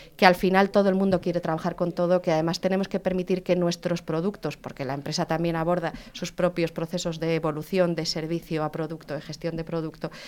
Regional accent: León, Castile and León, Spain; Yo soy de León

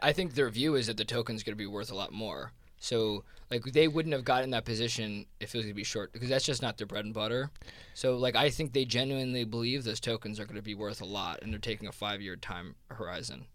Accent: New Jersey, United States; accent: Jersey; this is my Jersey accent

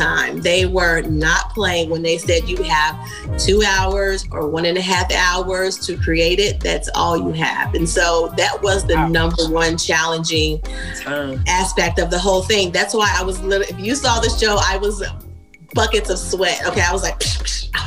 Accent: Kentucky, United States; I'm from Kentucky

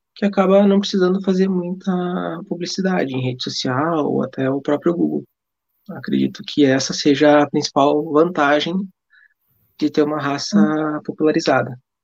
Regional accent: Canoas, Rio Grande do Sul, Brazil; Sou de Canoas, aqui no Rio Grande do Sul

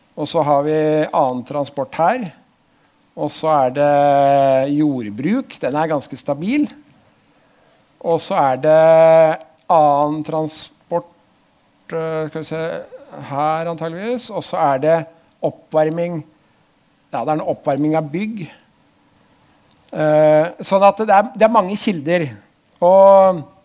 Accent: Drammen, Buskerud, Norway; also born or lived in Oslo; Jeg er vokst opp eh, på andre sida der borte, Hauges gate

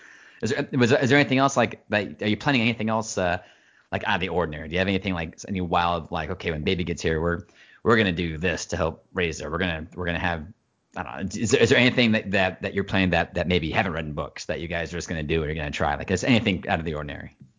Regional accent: United States; being American, especially when you're, you're a father and you're, you're the, the man of the house

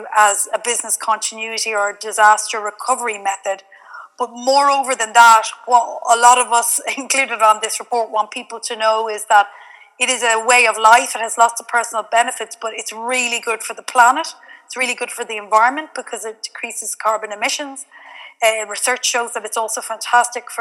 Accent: Galway, Connacht, Ireland; moved away as an adult; now in Zaragoza, Spain; Based in Zaragoza here in Spain, but I am originally from Galway, so strong Irish connection.

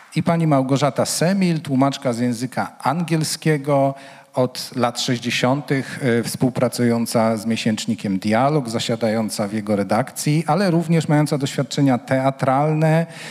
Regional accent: Łódź, Łódź Voivodeship, Poland; jestem łodzianinem

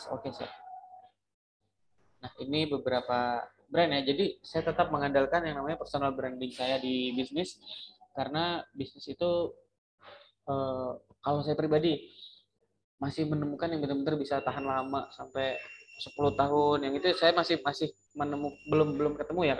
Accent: Dumai, Riau, Indonesia; moved away as an adult; also born or lived in Pekanbaru / Batam; now in Jakarta, Indonesia; itu asli Riau ya, asli Kota Dumai Riau. Oh, saya merantau, kuliah masih di Pekanbaru di Riau. Terus saya merantau dari Riau 2015 itu awalnya ke Batam.

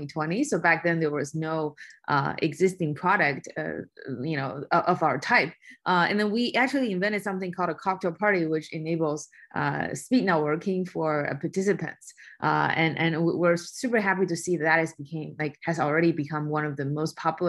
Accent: China; moved away; I was born and raised in China

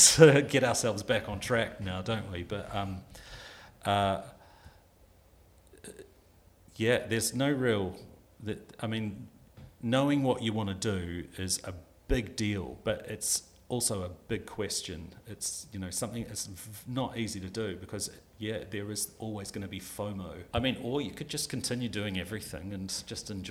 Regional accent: New Zealand; moved away as an adult; now in United Kingdom; I'm from New Zealand. I went to film school in New Zealand.

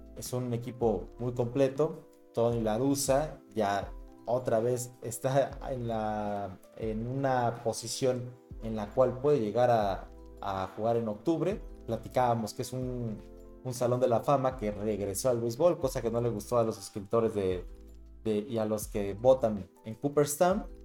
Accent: Mexico; Nosotros somos mexicanos

